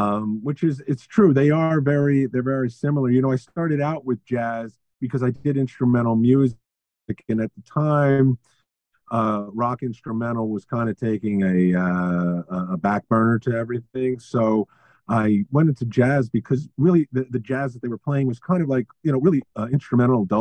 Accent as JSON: {"language": "English", "town": "New York City", "region": "New York", "country": "United States", "tie": "born or raised there", "said": "growing up in New York City in the 70s"}